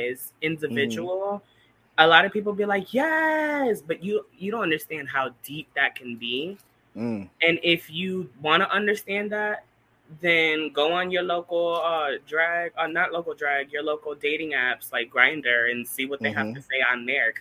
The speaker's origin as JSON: {"language": "English", "town": "Bridgeport", "region": "Connecticut", "country": "United States", "tie": "born or raised there", "said": "I was born and raised in Bridgeport, Connecticut."}